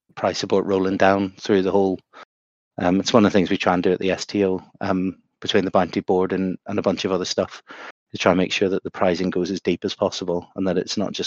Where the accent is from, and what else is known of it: Bangor, Northern Ireland, United Kingdom; born or raised there